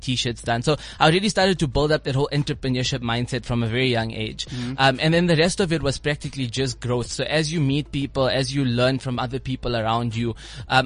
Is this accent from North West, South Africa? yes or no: yes; Klerksdorp, North West, South Africa; now in Sandton, South Africa; I came from a small town, a small farm town. It's called Klerksdorp in the Northwest Province.